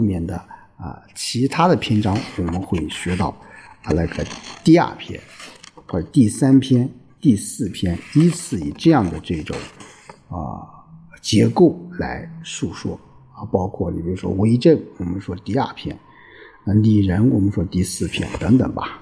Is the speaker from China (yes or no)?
yes; China; 所以说，我们中国人有这种从骨子里面就有什么？有种孝悌的思想